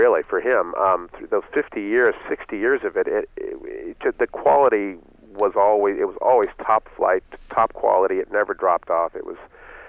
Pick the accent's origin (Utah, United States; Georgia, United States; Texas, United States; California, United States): California, United States; San Francisco; I was born and raised in San Francisco